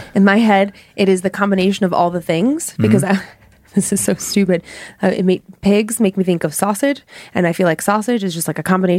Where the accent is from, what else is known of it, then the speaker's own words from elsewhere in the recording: Cleveland, Ohio, United States; I grew up in Cleveland where there was a big steel mill